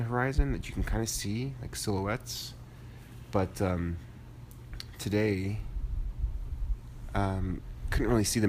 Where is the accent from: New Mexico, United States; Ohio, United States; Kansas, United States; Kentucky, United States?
New Mexico, United States; northern; growing up in New Mexico. I'm a northern New Mexico type of person, you know, Santa Fe, Española, Chama, Taos, Albuquerque, all that good stuff.